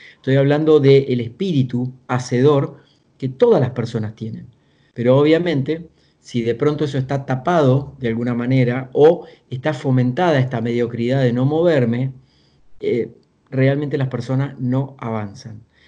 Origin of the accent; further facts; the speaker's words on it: small town in the interior of Argentina, Buenos Aires Province, Argentina; moved away; vengo de una familia de origen muy humilde, del interior de Argentina, de un pueblo muy pequeño, de 8.000 habitantes, unos, unos 300 kilómetros al sur de la ciudad de Buenos Aires. Y ahí tuve que empezar a trabajar de muy chico